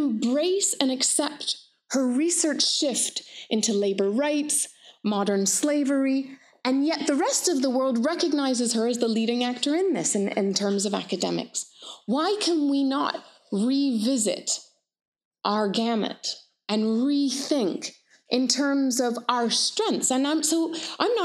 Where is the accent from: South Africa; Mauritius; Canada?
Canada; also born or lived in United Kingdom / Palestine; I'm British, a lovely anti-colonial mother. I'm Canadian, so settler Canadian. And I am Middle Eastern. I am Palestinian.